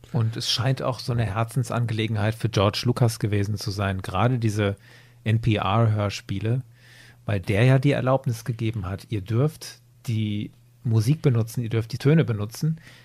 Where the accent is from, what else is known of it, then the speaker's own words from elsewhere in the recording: Germany; bei uns in Deutschland